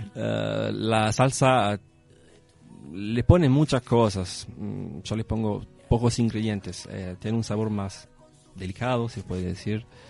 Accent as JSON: {"language": "Spanish", "area": "near Ascoli Piceno", "region": "Marche", "country": "Italy", "tie": "born or raised there", "second_language": "Spanish", "moved": "as an adult", "lives_now": "Uruguay", "said": "yo vivía en centro Italia, Ascoli Piceno. Eh, por la precisión, vivía en un pueblito cerca."}